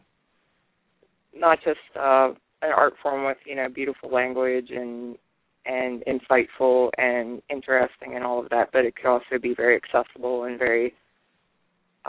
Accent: West Virginia, United States; I'm from West Virginia

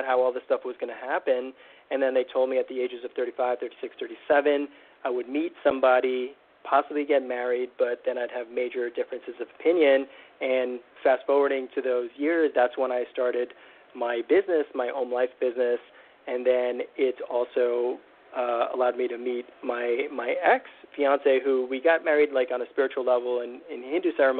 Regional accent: United States; I grew up in the United States

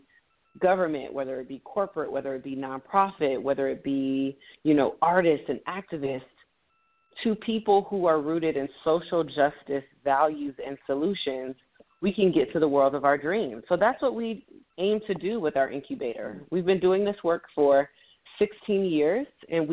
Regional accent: Miami, Florida, United States; moved away as an adult; now in Washington, D.C., United States; I grew up in Miami, Florida.

